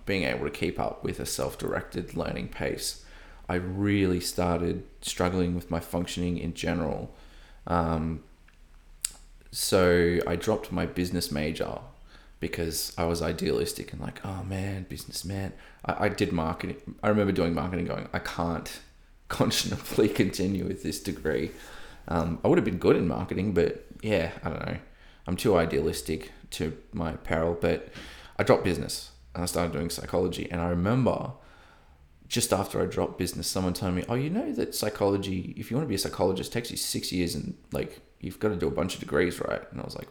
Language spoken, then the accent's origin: English; Coffs Harbour, New South Wales, Australia; moved away as an adult; also born or lived in Sunshine Coast, Australia; now in Melbourne, Australia; Coffs Harbour, my hometown